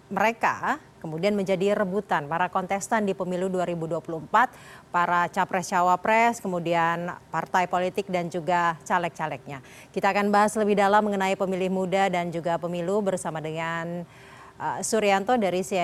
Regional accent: West Java, Indonesia; khususnya saya dari Jawa Barat di daerah Jawa Barat yang paling ujung itu banyak banget potensinya

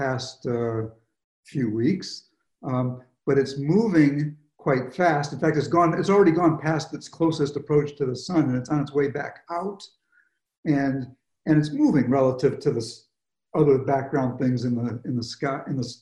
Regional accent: Michigan, United States; I grew up in Michigan

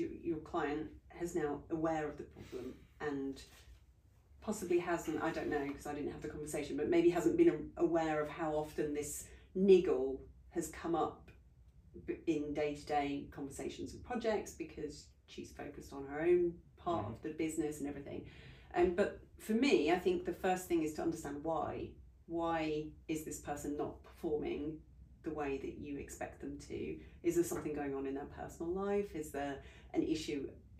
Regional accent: United Kingdom; we're very British

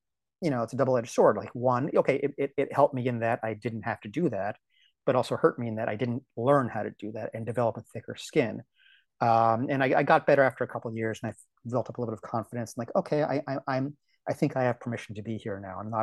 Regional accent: D.C., Maryland, United States; born or raised there; moved away as an adult; also born or lived in Portland, Oregon

